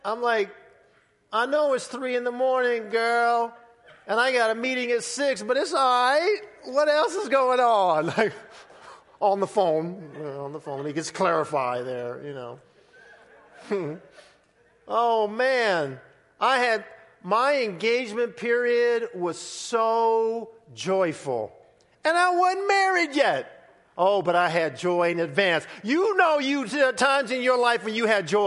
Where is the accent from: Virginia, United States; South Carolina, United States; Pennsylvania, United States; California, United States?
California, United States; Southern; growing up in Southern California, going to Disneyland